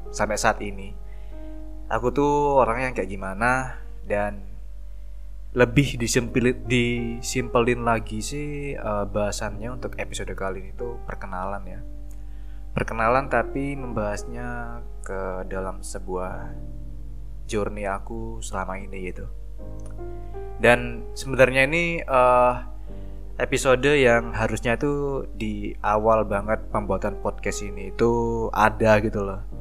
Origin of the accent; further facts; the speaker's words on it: Probolinggo, East Java, Indonesia; sebuah daerah yang namanya itu Probolinggo. Kalau kalian tahu uh, Gunung Bromo, nah itu ikon dari kota aku seperti itu.